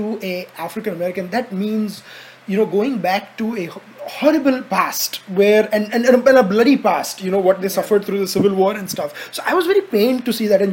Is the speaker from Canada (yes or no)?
no; India; As an Indian